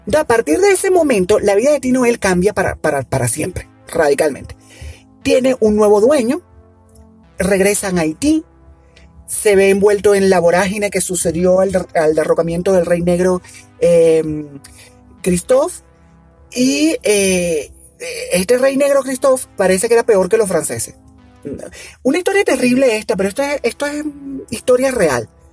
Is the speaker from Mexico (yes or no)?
no; Venezuela; en Venezuela, en mi país